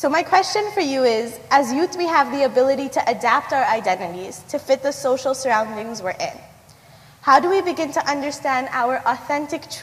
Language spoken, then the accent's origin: English; Canada; I'm a diaspora, I'm Canadian born. My family is from Tanzania, but originally from Gujarat